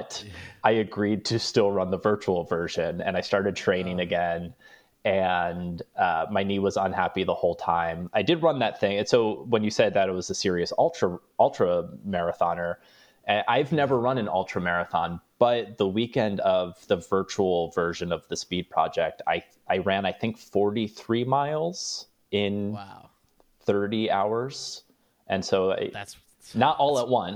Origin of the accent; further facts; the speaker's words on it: East Coast, United States; also born or lived in New Orleans; now in Los Angeles, United States; I'm from the East Coast. I lived in New Orleans